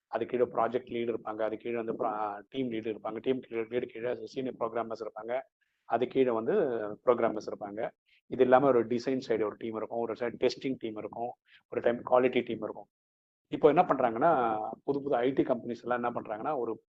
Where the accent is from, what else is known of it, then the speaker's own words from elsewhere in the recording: Chennai, Tamil Nadu, India; first language Malayalam; Tamil is a second language; நான் சென்னையில் தான் பிறந்து வளர்ந்தேன்